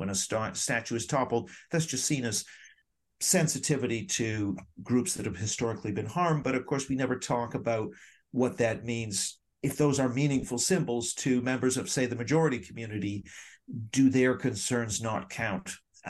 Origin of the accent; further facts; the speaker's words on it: Vancouver, British Columbia, Canada; also born or lived in Hong Kong / Tokyo, Japan; I was born in Hong Kong. My father was with the Canadian embassy out there. And then the next year we were in Tokyo, where I was for 6 years before moving to Vancouver.